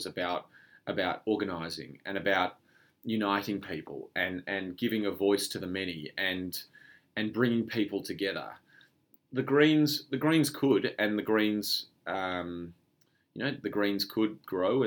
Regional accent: Australia; we're all Australian

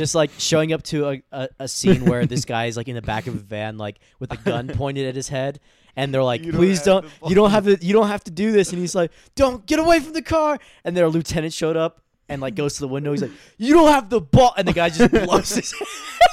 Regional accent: United States; We're from America, and they call us American.

